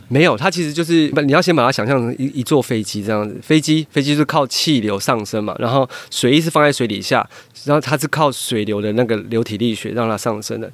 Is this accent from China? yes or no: no; Taiwan; 对我们台湾人来说